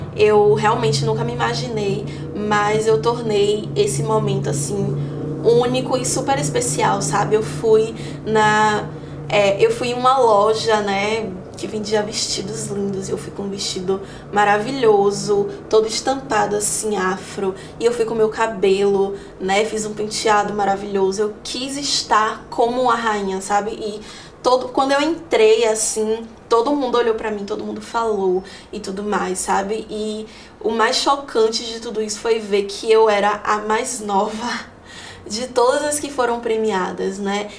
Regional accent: Salvador, Bahia, Brazil; sou de Salvador, né? Nasci aqui, já morei em vários lugares, em várias periferias de Salvador

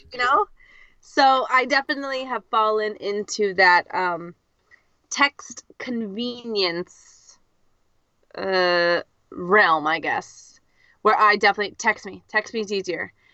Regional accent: California, United States; first language English; I'm your American co-host from California, the United States.

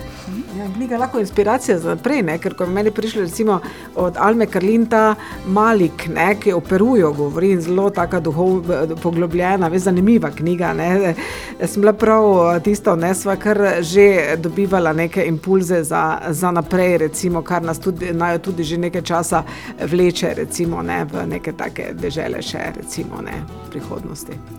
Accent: Ptuj, Drava, Slovenia; sem rojena tu na Ptuju

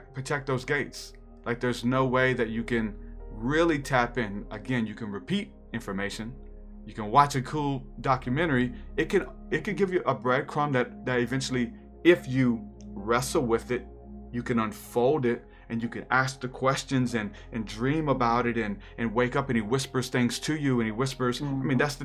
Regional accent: New Orleans, Louisiana, United States; I'm from New Orleans

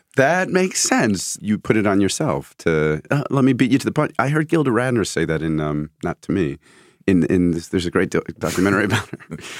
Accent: Connecticut, United States; I grew up in, in Connecticut, small town in Connecticut

